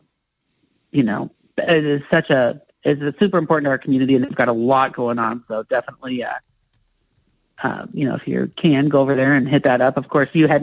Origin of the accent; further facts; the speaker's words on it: Iowa, United States; moved away; I'm from Iowa. We didn't have access to a lot of awesomeness as far as concerts were concerned